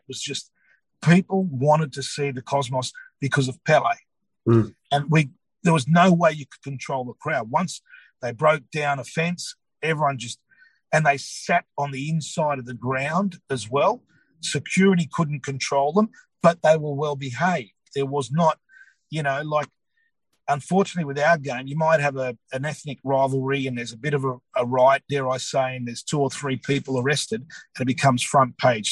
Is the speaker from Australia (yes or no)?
yes; Australia; we are Australian. We're born here, but we're proud of whether we're Greek, Croatian, Serb, Italian, whatever it is